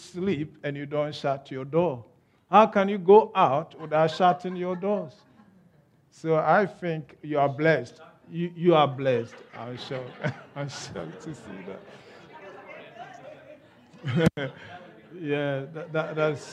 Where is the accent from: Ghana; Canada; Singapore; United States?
Ghana; accent: Ghanaian; moved away as an adult; now in United Kingdom; I was born in Ghana. I was bred in Ghana. I grew up in Ghana. I had my education in Ghana